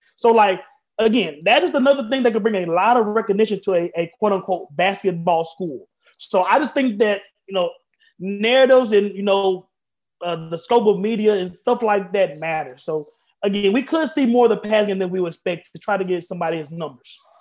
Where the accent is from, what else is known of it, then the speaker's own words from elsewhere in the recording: Memphis, Tennessee, United States; I am from Memphis, Tennessee